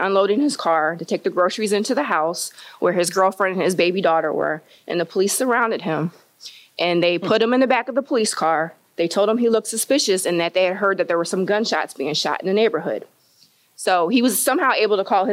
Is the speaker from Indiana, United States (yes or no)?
yes; Kingsford Heights, Indiana, United States; I grew up in Kingsford Heights